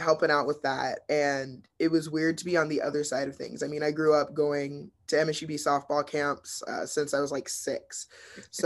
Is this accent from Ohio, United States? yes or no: no; Billings, Montana, United States; I grew up in Billings